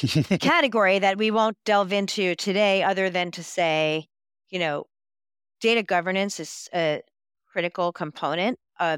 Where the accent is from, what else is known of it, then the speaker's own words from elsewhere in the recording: New York, United States; I'm a New Yorker. I can talk really fast.